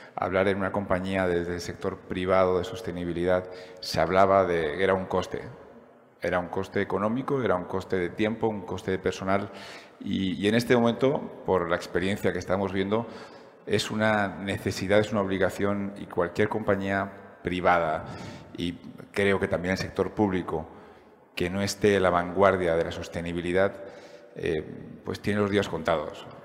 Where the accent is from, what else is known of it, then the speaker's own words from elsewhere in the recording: Valencian Community, Spain; como valenciano